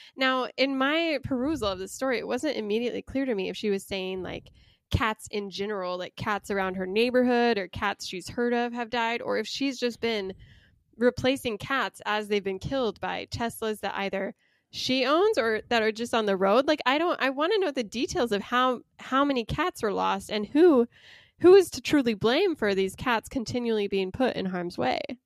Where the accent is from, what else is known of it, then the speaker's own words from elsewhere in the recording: Utah, United States; I grew up in Utah